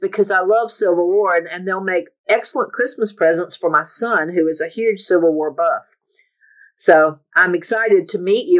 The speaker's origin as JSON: {"language": "English", "region": "North Carolina", "country": "United States", "said": "I'm from North Carolina. I don't live too far from Durham, so I'm very familiar with Bennett's Place."}